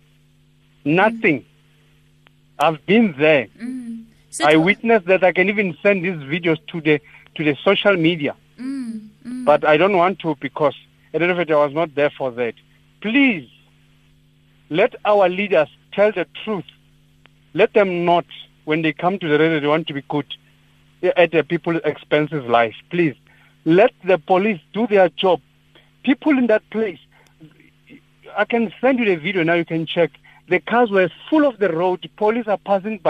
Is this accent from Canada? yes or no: no; Johannesburg, Gauteng, South Africa; I'm working in Northwest, but I'm from Gauteng